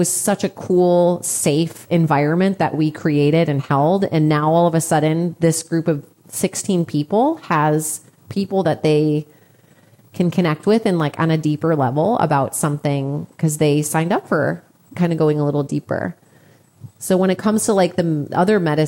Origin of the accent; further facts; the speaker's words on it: Chicago, Illinois, United States; I'm from Chicago.